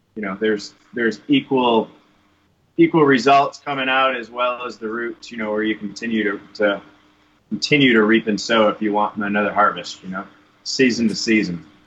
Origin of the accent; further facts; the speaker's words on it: Michigan, United States; now in Arizona, United States; growing up in Michigan